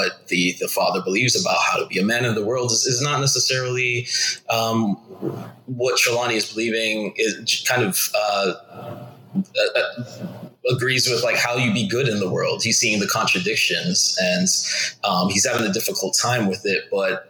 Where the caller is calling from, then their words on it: Oakland, California, United States; I'm in Oakland, California.